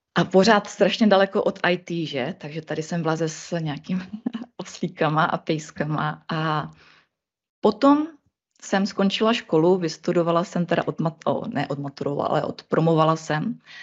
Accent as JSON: {"language": "Czech", "area": "Ostrava region", "region": "Moravian-Silesian Region", "country": "Czechia", "said": "já jsem z Ostra-, z Ostravska"}